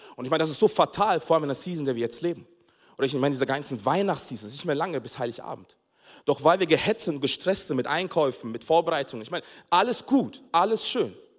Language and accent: German; Nuremberg, Bavaria, Germany; also born or lived in Togo; ich bin in Nürnberg aufgewachsen